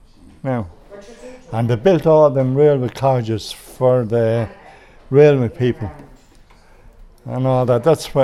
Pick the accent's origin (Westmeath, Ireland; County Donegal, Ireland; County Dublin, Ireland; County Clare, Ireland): Westmeath, Ireland; Athlone; I was born in Norse Powers in 1947